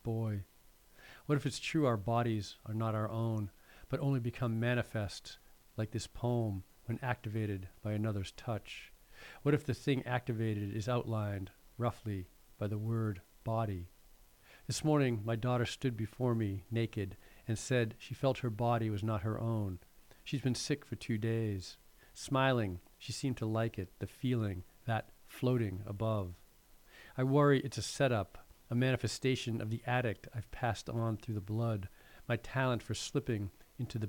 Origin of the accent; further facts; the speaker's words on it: Massachusetts, United States; I'm from Massachusetts